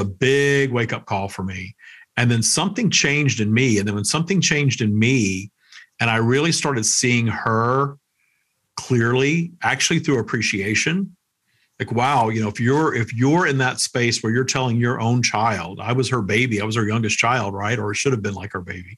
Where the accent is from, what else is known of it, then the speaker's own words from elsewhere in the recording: Minden, Louisiana, United States; I was working at Wendy's my hometown in Minden, Louisiana